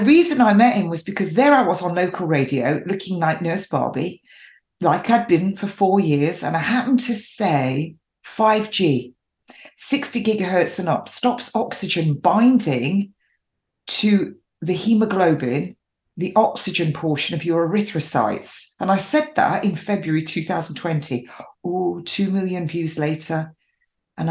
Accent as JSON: {"language": "English", "region": "England", "country": "United Kingdom", "tie": "born or raised there", "said": "I am English, born and bred, an English rose."}